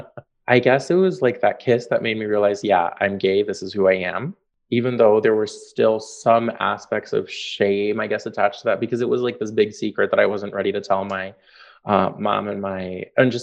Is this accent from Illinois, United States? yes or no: yes; Chicago, Illinois, United States; also born or lived in Northfield, Minnesota; I grew up in Logan Square, Chicago, which is where I currently teach